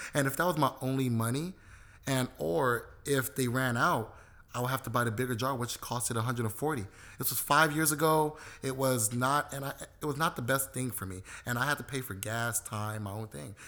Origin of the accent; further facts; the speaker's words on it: Los Angeles, California, United States; I was born and raised in South Central, but I have historical ties to both Belize and Jamaica